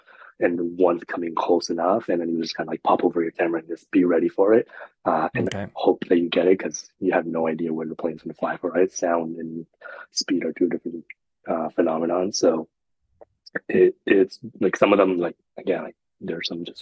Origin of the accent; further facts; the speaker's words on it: India; moved away; I grew up in India